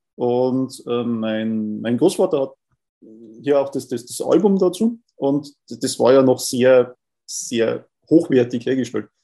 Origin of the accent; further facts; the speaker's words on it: Bavaria, Germany; bei uns in Bayern